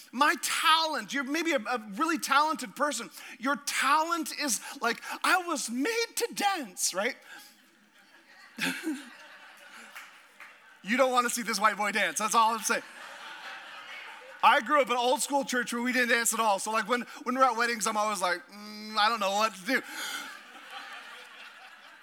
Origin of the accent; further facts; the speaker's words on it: Alaska, United States; I'm from Alaska